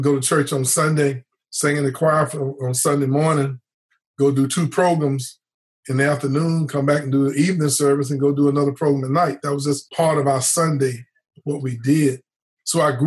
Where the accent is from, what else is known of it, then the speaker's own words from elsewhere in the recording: near Gaston Community College, North Carolina, United States; the local community college right outside my hometown